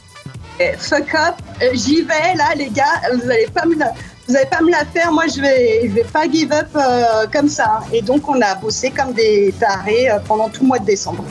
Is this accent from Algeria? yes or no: no; France; accent: French; moved away as an adult; now in New York, United States